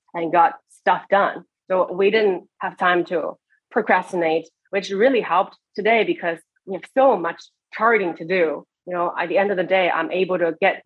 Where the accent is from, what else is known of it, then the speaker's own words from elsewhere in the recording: Beijing, China; moved away as an adult; also born or lived in Eastern Washington State, United States; now in United States; I grew up in Beijing, China, where we have one of the biggest countries in the biggest cities in the world.